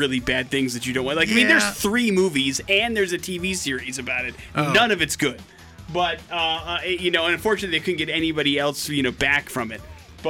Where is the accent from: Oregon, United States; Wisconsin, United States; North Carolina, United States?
Wisconsin, United States; I grew up in Wisconsin.